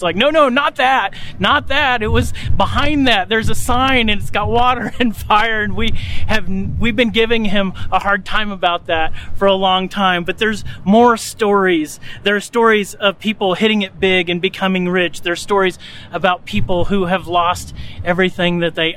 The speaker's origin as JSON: {"language": "English", "region": "North Central Indiana", "country": "United States", "tie": "born or raised there", "said": "growing up in North Central Indiana"}